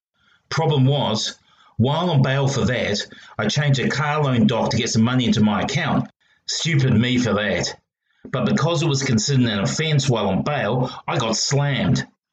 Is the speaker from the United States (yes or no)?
no; Australia; But being Australian, and especially the involvement of this particular detective, I'm not getting my hopes up.